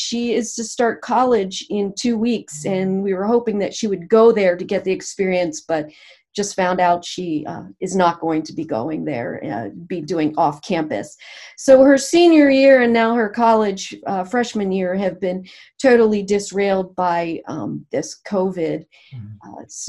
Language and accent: English; Camp Hill, Pennsylvania, United States; moved away as an adult; also born or lived in Harrisburg, Pennsylvania; now in Washington, D.C., United States; I'm from that area, Camp Hill. I grew up there, went to school there, stayed in Pennsylvania until soon after 9/11